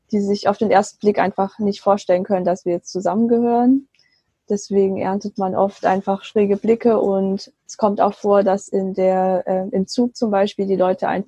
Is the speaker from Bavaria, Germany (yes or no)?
no; Baden-Württemberg, Germany; now in Bonn, Germany; ich bin aufgewachsen im Schwabenland. Ich lebe jetzt aber mit meinem äh, chinesischen Mann in Bonn